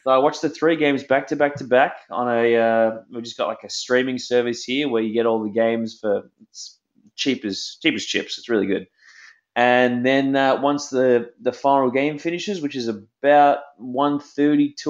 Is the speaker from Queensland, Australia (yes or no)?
no; Melbourne, Victoria, Australia; moved away as an adult; also born or lived in New York City, United States; I grew up in a place called Greensboro